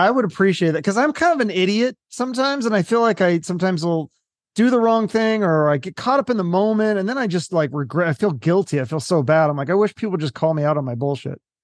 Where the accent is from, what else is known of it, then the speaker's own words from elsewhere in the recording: Seattle, Washington, United States; I'm not from the East Coast. I'm from Seattle